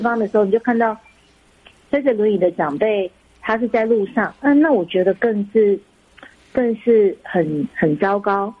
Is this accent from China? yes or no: no; Taiwan; 我们都是台湾长大的一个，呃孩子